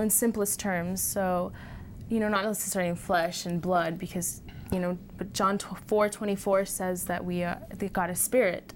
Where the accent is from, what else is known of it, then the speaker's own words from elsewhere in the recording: Houston, Texas, United States; moved away; from Houston, Texas